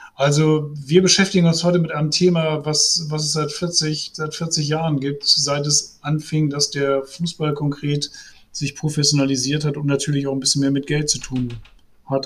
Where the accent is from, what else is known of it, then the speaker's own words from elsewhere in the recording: Essen, North Rhine-Westphalia, Germany; ich bin gebürtig aus Essen